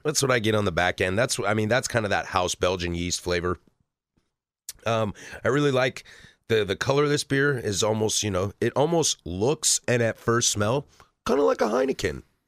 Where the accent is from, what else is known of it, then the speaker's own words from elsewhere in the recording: the Northwest, Pacific Northwest, United States; growing up in the Northwest